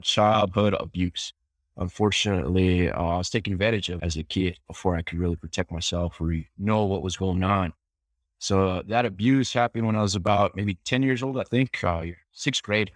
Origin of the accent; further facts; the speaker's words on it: Albuquerque, New Mexico, United States; born and raised in New Mexico